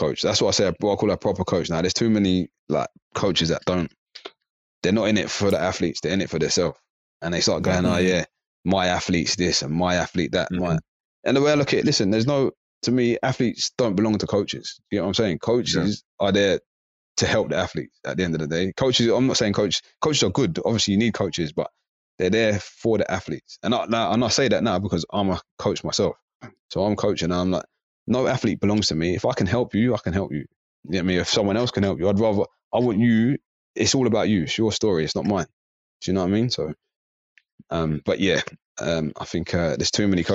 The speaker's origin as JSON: {"language": "English", "town": "Slough", "region": "South East England", "country": "United Kingdom", "tie": "born or raised there", "also_born_or_lived": "South London", "moved": "yes", "said": "I used to live in Slough. I was born in Slough, and then I moved over"}